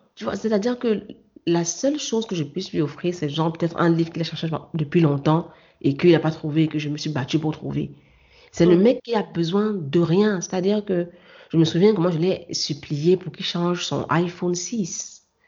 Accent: Cameroon; moved away; mon origine camerounaise

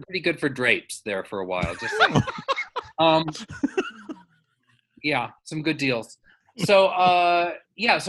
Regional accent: Burbank, California, United States; I grew up in Burbank, California.

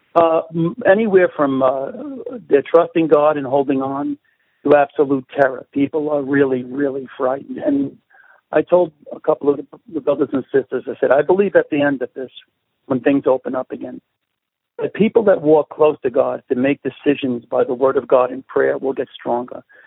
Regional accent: New York City, New York, United States; accent: Brooklyn; my accent, I have a Brooklyn colloquialism.

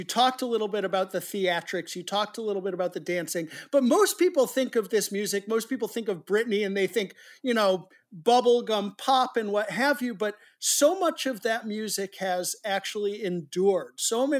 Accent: New England, United States; Again, I grew up in New England myself.

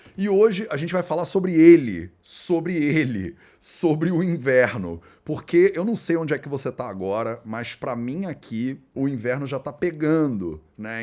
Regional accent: Brazil; como brasileiros

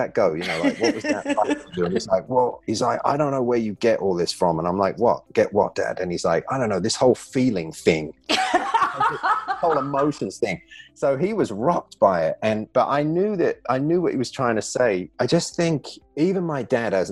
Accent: England, United Kingdom; moved away as an adult; also born or lived in Newtown, Connecticut; now in United States; growing up in England

